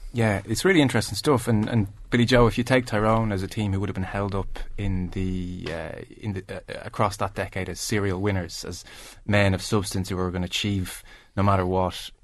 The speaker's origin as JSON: {"language": "English", "area": "Kildare", "region": "Leinster", "country": "Ireland", "said": "I'm a Kildare from Kildare"}